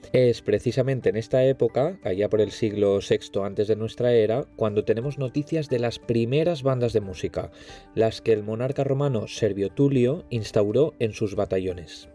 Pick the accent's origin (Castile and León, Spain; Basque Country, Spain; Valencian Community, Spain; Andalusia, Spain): Valencian Community, Spain; yo soy valenciano. Y claro, como buen valenciano, me he criado orgullosamente en una banda de música.